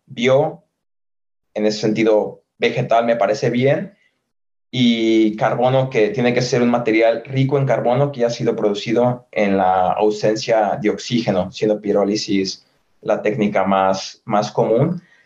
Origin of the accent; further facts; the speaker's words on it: San Francisco del Rincón, Guanajuato, Mexico; moved away as an adult; also born or lived in Guadalajara / Madrid; now in Limerick, Ireland; Soy mexicano, nacido en la ciudad de San Francisco de Rincón, en el estado de Guanajuato